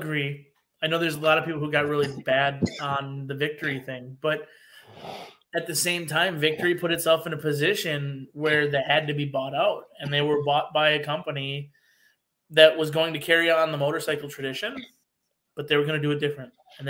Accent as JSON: {"language": "English", "town": "Tomahawk", "region": "Wisconsin", "country": "United States", "tie": "born or raised there", "said": "I'm from North Central Wisconsin. I was born and raised in Tomahawk, actually. So, basically, my entire town where I was born and raised was supported by Harley."}